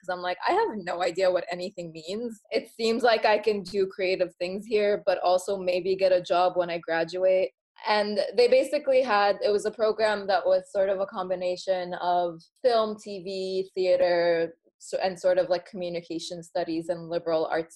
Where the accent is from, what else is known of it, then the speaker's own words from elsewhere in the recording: Egypt; I was born in Egypt to Egyptian parents